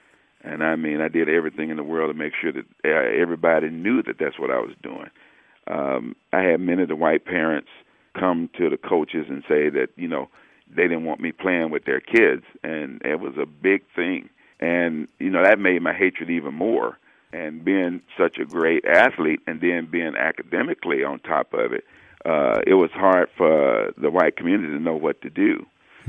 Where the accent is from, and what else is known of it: Alabama, United States; born or raised there; moved away